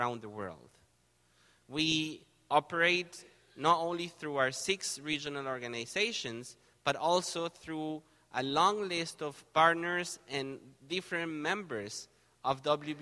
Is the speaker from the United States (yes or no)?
no; Argentina; moved away as an adult; now in Canada; I'm originally from Argentina.